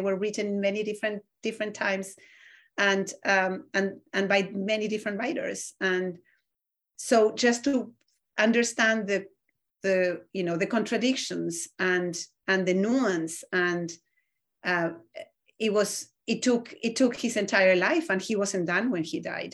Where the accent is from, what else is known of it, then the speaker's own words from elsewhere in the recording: Argentina; moved away; I grew up in Argentina, which has one of the largest Jewish communities in Latin America